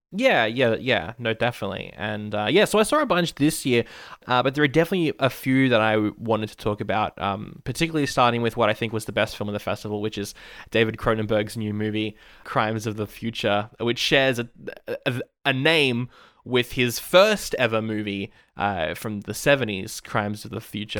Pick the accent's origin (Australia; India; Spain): Australia; I am Aussie